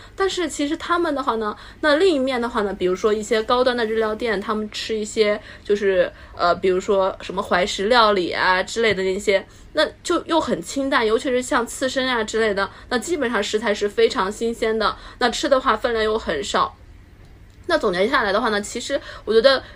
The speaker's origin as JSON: {"language": "Chinese", "town": "Lanzhou", "region": "Gansu", "country": "China", "tie": "born or raised there", "also_born_or_lived": "Japan", "moved": "as an adult", "lives_now": "Shenzhen, China", "said": "我们老家是在西北，然后兰州，兰州拉面的那个兰州，对。然后在兰州嗯。，然后我从兰州来到了深圳 然后我现在就一直在深圳就是说工作啊，然后去住啊之类的"}